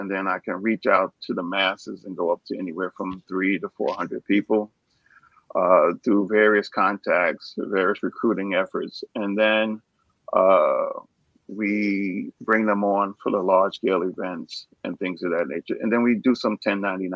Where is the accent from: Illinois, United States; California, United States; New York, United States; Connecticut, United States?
New York, United States; New York City; I'm originally from New York, born and raised in the Bronx